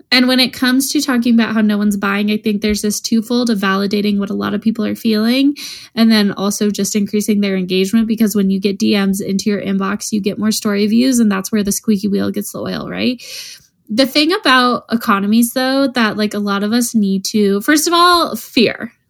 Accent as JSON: {"language": "English", "region": "Colorado", "country": "United States", "said": "we're from Colorado"}